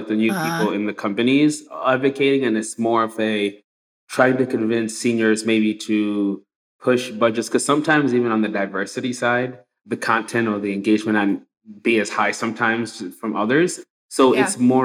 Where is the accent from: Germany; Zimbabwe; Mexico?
Zimbabwe; now in United States; I'm immigrant from Zimbabwe. I come here to America. And even since I've been here for almost 20 years